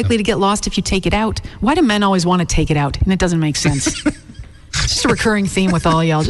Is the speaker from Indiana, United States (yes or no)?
no; Michigan, United States; now in Pennsylvania, United States; I grew up in Michigan